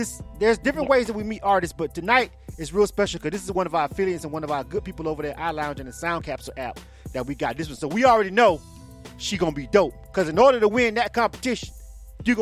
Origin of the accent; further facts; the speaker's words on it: Florida, United States; now in Atlanta, United States; I'm from Florida myself